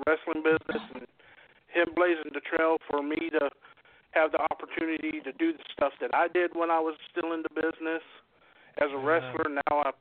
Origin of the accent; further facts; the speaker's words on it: Jacksonville, Florida, United States; we were doing a house show in Jacksonville, Florida, my hometown